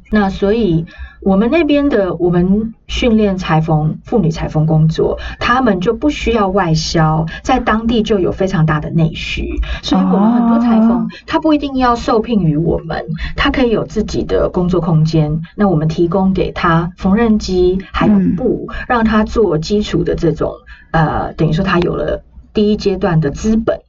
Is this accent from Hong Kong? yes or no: no; Taiwan; 我来自台湾